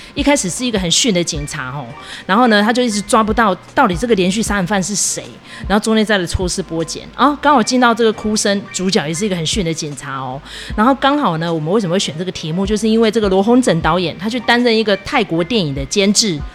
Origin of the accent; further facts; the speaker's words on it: Taiwan; 其实身处在台湾，我们是一个宗教多元的国家